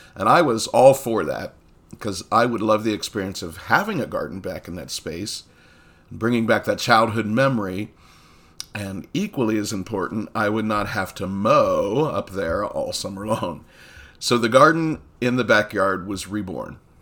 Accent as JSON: {"language": "English", "town": "Coshocton", "region": "Ohio", "country": "United States", "tie": "born or raised there"}